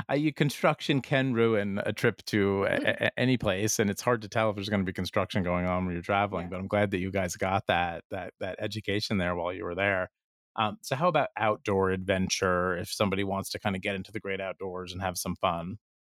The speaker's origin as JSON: {"language": "English", "region": "New Jersey", "country": "United States", "said": "I'm from New Jersey"}